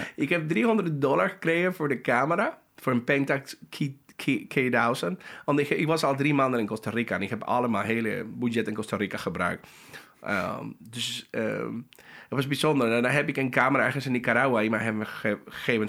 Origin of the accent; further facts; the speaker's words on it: Panama; Dutch is a second language; moved away; Ik kom uit Panama